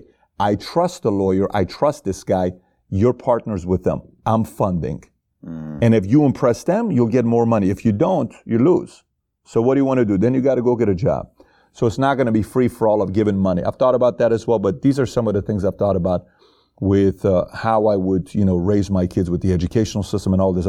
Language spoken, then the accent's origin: English; Iran; One is Iran, because I'm from Iran. Yes. I was born and raised in Iran, so Iran means a lot to me.